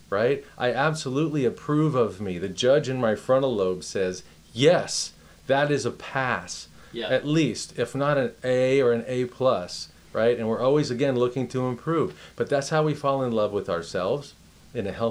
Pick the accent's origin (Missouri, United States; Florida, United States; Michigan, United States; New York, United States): Florida, United States; Miami; I'm from Miami